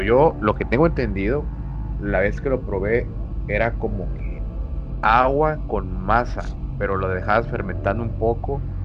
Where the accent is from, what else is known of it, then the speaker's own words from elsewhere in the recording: Monterrey, Nuevo León, Mexico; soy acá de, de Monterrey, de Memerrey